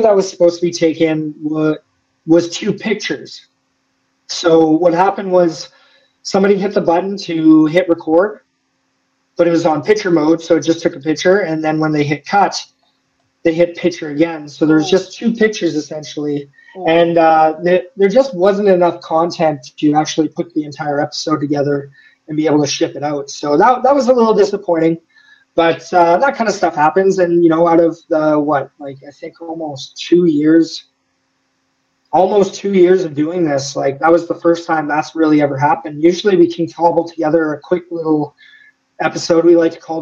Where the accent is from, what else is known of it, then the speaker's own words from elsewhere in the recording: Canada; as a Canadian